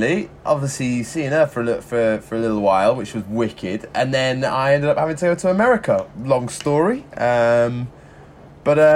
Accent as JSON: {"language": "English", "town": "Leicester", "region": "East Midlands", "country": "United Kingdom", "tie": "born or raised there", "moved": "yes", "said": "I grew up in Leicester for pretty much my entire childhood"}